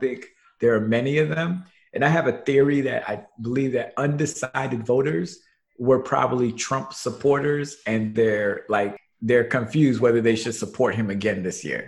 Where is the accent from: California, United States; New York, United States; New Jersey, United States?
New York, United States; New York City; born and raised in Brooklyn, New York